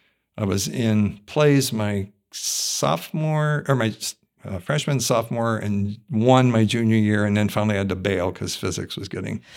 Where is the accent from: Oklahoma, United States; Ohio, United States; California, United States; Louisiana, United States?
Ohio, United States; East Liverpool; also born or lived in Steubenville / Hopedale; I was born in Ohio, near the Pittsburgh media market, but in Ohio, in Steubenville, Ohio.